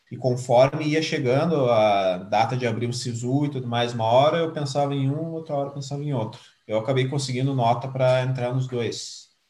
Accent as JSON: {"language": "Portuguese", "town": "Pelotas", "region": "Rio Grande do Sul", "country": "Brazil", "tie": "born or raised there", "lives_now": "Porto Alegre, Brazil", "said": "eu tenho aí 27 anos, sou nascido, criado, formado em Pelotas. Hoje eu trabalho em Porto Alegre"}